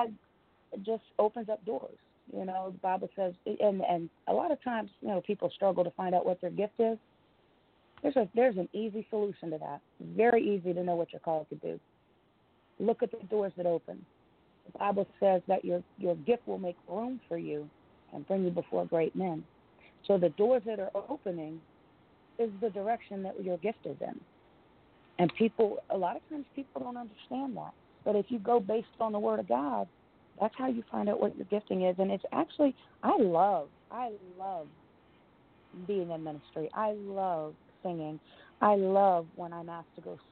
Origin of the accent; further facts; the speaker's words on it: New Jersey, United States; I am from New Jersey